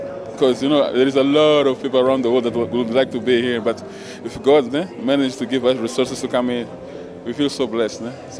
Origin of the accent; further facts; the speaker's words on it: Mozambique; I'm coming from Mozambique.